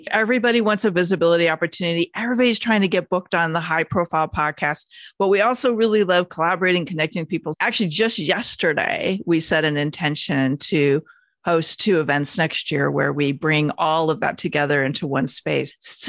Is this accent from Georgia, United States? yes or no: no; Phoenix, Arizona, United States; born there; also born or lived in Bakersfield / San Diego; now in Los Angeles, United States; I was born in Phoenix, moved to a very special town called Bakersfield. And I'm sorry if you live in Bakersfield, I'm not dishing on it, but it wasn't my favorite place I lived. I went to school in San Diego